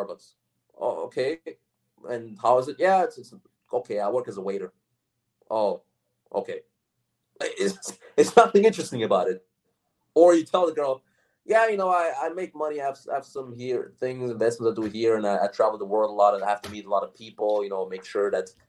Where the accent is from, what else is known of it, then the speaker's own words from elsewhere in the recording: Austria; moved away as an adult; also born or lived in United States; I'm from Austria